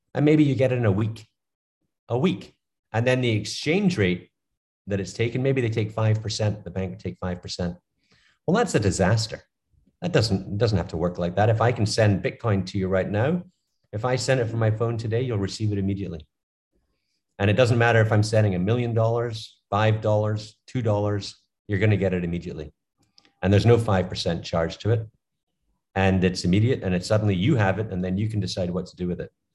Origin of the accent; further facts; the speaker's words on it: Scotland, United Kingdom; now in United States; I'm from Scotland. I came to America